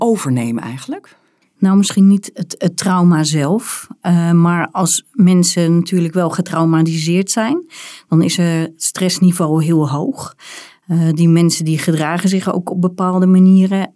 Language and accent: Dutch; Rotterdam, South Holland, Netherlands; ik ben geboren in Rotterdam